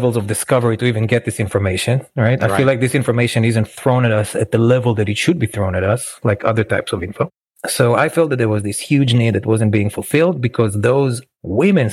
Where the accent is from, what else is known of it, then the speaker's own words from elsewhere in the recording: Israel; moved away as an adult; now in New York, United States; I grew up in Israel